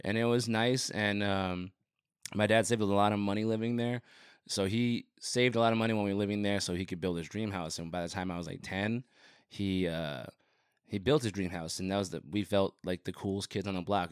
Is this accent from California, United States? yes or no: no; Rio Rico, Arizona, United States; moved away as an adult; also born or lived in Nogales, Arizona / Phoenix, Arizona; now in Tucson, United States; I grew up in Rio Rico